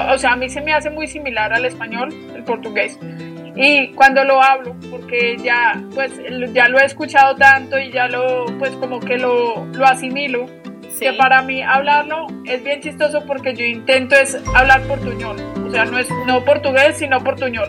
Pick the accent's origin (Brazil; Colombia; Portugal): Colombia; Medellín, Antioquia; also born or lived in Australia; yo soy de Medellín, eh, por el acento creo que te puedes dar cuenta un poquito